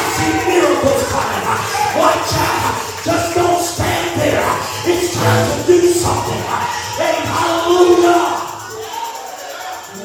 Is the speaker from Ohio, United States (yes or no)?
yes; Cleveland, Ohio, United States; I was raised in the city. I was born right outside of Cleveland, Ohio, so I know what the hood is